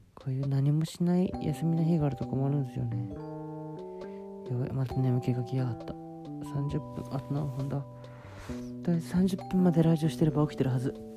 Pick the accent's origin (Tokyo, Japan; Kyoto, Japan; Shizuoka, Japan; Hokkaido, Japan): Shizuoka, Japan; moved away; 自分が静岡出身で